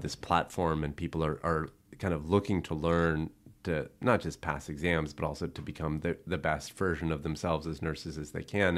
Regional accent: Buena Park, California, United States; I grew up in Buena Park

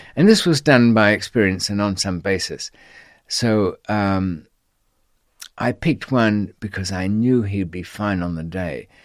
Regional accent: Australia; accent: Australian; I was on Australian passport

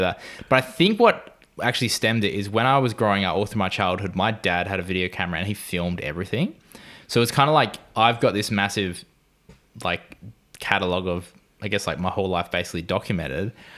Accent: Gold Coast, Queensland, Australia; I am a cinematographer from Gold Coast in Australia

